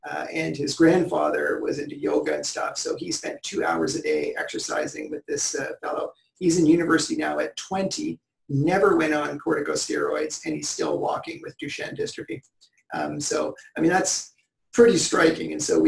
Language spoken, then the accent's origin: English; Newmarket, Ontario, Canada; born or raised there